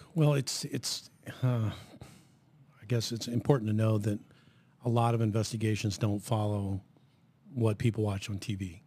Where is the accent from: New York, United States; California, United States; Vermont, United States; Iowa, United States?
Iowa, United States; Southeast; moved away as an adult; also born or lived in Hastings, Nebraska; now in Lincoln, United States; I'm originally from Southeast Iowa